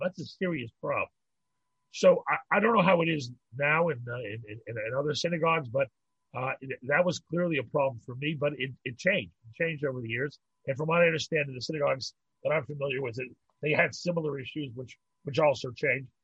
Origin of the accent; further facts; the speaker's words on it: Pittsburgh, Pennsylvania, United States; moved away as an adult; also born or lived in New York; now in Montreal, Canada; I grew up in Pittsburgh, I, and I lived in New York